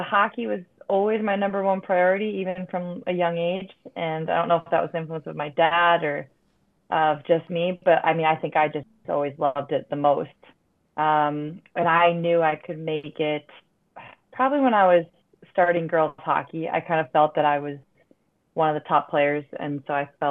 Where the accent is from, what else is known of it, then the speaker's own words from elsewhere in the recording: Buffalo, New York, United States; being in my hometown. I had family for all my games